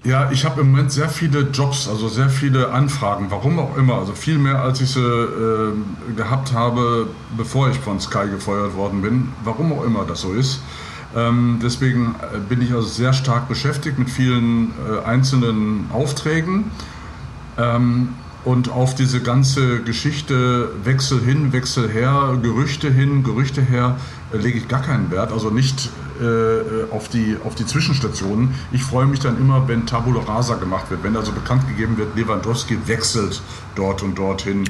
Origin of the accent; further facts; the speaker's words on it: Gladbeck, North Rhine-Westphalia, Germany; moved away as an adult; also born or lived in Gelsenkirchen / Lippstadt / Giessen; Ich bin ein Kind des Ruhrgebiets in Gelsenkirchen geboren, in Gladbeck in der Geiselgangsterstadt. In Anführungsstrichen bin ich aufgewachsen.